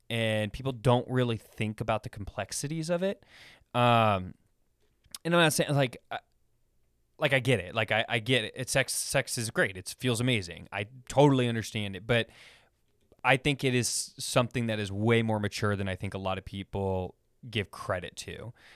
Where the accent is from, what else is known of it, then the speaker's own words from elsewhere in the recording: Sacramento, California, United States; I grew up in Sacramento